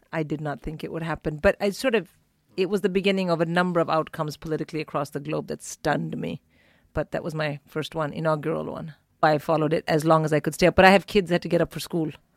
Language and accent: English; India; now in United Kingdom; as an Indian